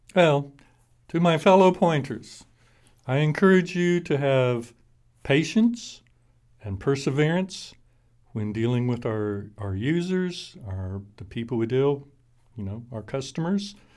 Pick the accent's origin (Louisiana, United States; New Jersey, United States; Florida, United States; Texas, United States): Texas, United States; Fort Worth; also born or lived in Albuquerque; I'm from Fort Worth. Texas, born here, Harris Hospital